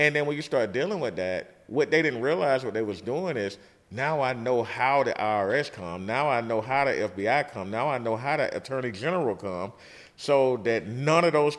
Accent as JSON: {"language": "English", "region": "the South", "country": "United States", "said": "We from the South."}